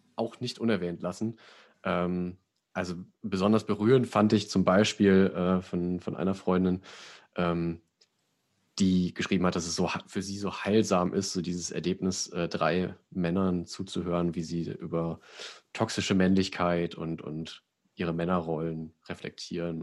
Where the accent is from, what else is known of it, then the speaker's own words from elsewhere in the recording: Sauerland, North Rhine-Westphalia, Germany; ich komme ja aus dem Sauerland, bei uns heißt der Knecht Ruprecht